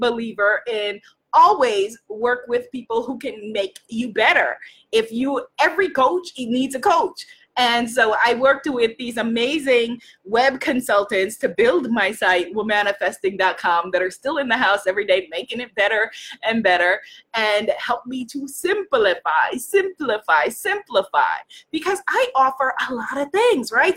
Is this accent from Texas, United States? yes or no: no; New York, United States; I'm from New York. I'm Caribbean. I'm African American